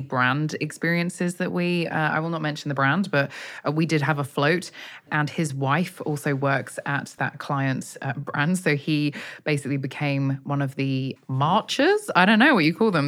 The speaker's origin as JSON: {"language": "English", "country": "United Kingdom", "said": "I, as a Brit"}